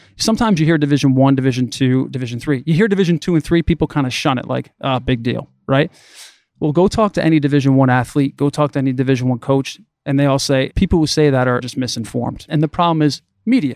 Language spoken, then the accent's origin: English; Waterbury, Connecticut, United States; I was born and raised in the Northeast in Waterbury, Connecticut